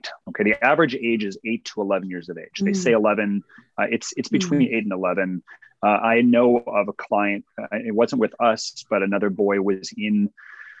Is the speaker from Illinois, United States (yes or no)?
no; Cleveland, Ohio, United States; now in Texas, United States; I originally was born and raised in Cleveland, Ohio